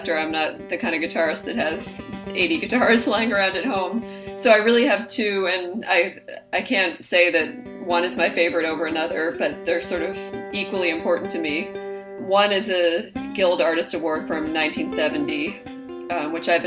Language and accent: English; Boston, Massachusetts, United States; moved away as an adult; also born or lived in Brooklyn, New York; now in New York, United States; I'm originally from Boston, Massachusetts, and I grew up there